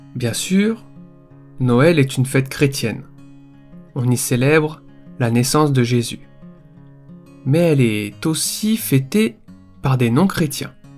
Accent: Réunion; moved away; je suis originaire de l'île de la Réunion, une île française encore bien peu connu au Japon.

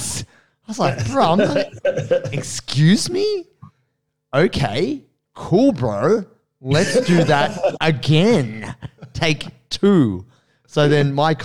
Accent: Australia; also born or lived in Brazil; I'm the Australian Blue Belt

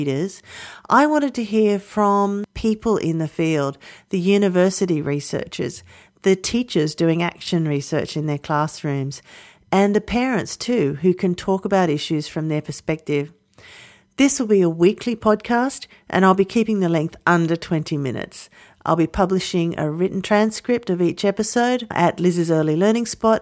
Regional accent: Australia; I'm an Australian early childhood teacher

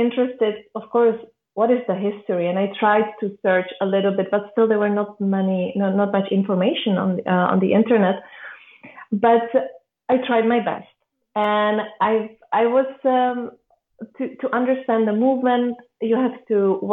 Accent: Czechia; I'm from the Czech Republic

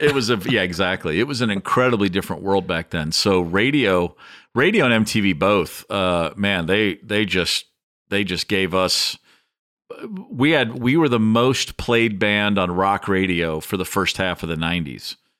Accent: the South, United States; we are from the South

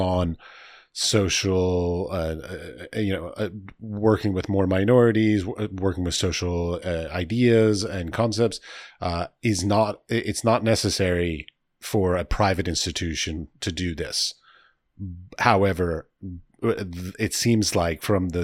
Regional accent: Washington, District of Columbia, United States; I grew up in Washington, D.C.

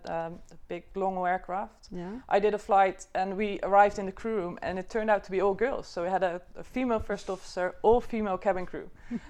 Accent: South Holland, Netherlands; In the Netherlands, in a small village just outside Rotterdam.

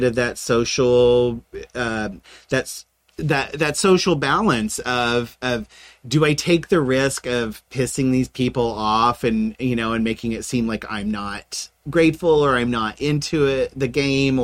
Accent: Middle America, Midwest, United States; I was raised a Protestant in Middle America

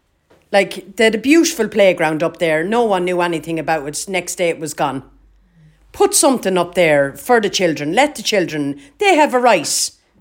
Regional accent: Kilkenny, Leinster, Ireland; All my life. Born, bred and reared in the Butts.

